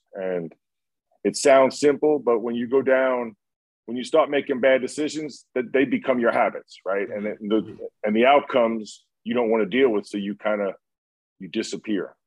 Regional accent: New York, United States; growing up in New York

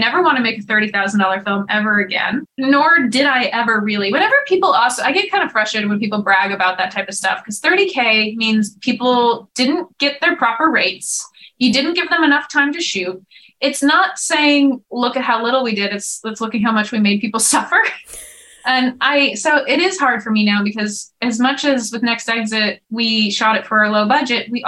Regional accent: Topanga Canyon, California, United States; I'm from Topanga Canyon

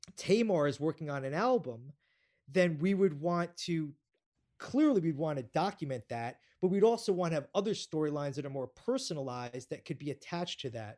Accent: New York, United States; I'm a New Yorker

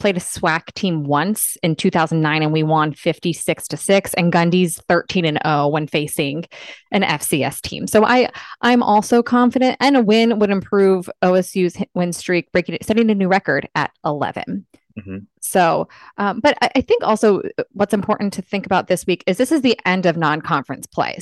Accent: Philadelphia, Pennsylvania, United States; I'm from Philly

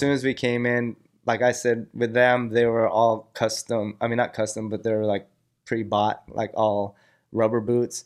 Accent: Cerritos, California, United States; I grew up in Cerrito, so it was a little more suburb.

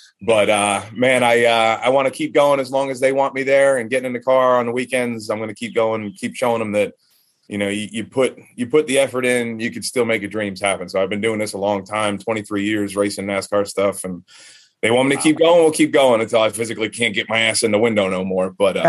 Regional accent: North Carolina, United States; the people in the area of Kannapolis, North Carolina. You know, it's my home state

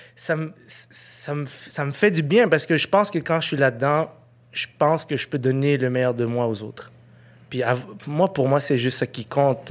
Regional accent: Quebec, Canada; je un Québécois, puis je suis un Canadien

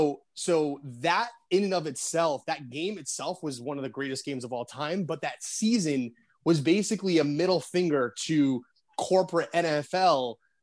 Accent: Boston, Massachusetts, United States; we're from Boston

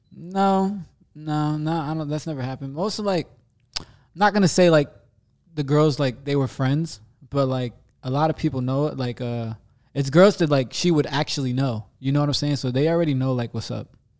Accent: New Jersey, United States; me being from, like, this little town in New Jersey

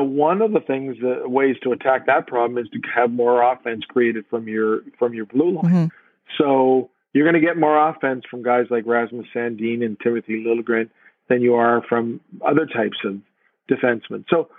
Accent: Hamilton, Ontario, Canada; I grew up in Hamilton.

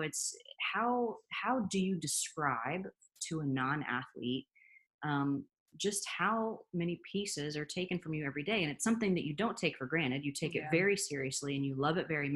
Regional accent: Indiana, United States; now in Los Angeles, United States; there's actually snow in my home state in Indiana.

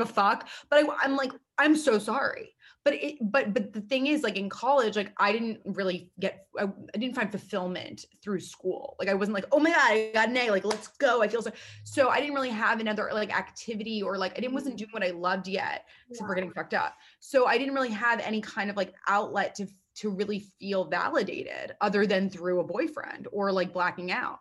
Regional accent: New York City, New York, United States; I'm 27, born and raised in New York City

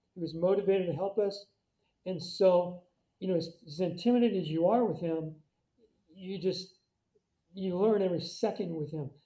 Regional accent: Bakersfield, California, United States; also born or lived in Orange County; I also had a great junior high coach when I grew up in Bakersfield, Coach Henry

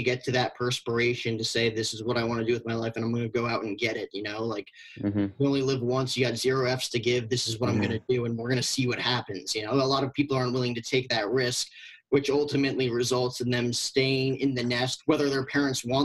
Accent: New Jersey, United States; moved away as an adult; growing up in New Jersey

